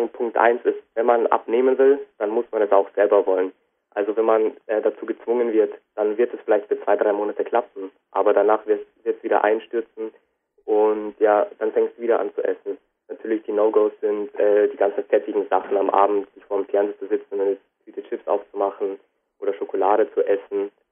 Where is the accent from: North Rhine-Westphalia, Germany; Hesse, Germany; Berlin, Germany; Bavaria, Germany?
Bavaria, Germany; Bad Reichenhall; Also ganz genau komme ich aus Bad Reichenhall.